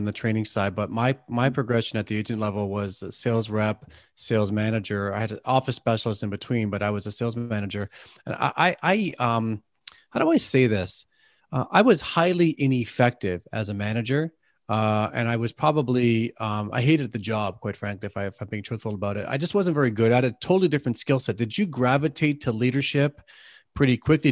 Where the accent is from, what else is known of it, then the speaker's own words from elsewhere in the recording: Canada; I'm from Canada